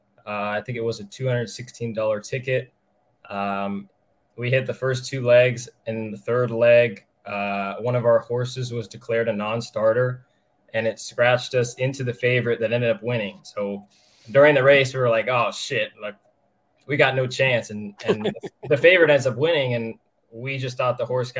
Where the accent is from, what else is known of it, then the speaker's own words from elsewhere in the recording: Orange County, California, United States; moved away as an adult; now in Lexington, United States; I'm originally from Orange County, California